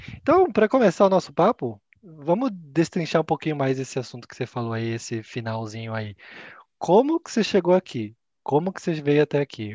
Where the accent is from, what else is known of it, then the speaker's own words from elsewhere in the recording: Campinas, São Paulo, Brazil; Eu sou de Campinas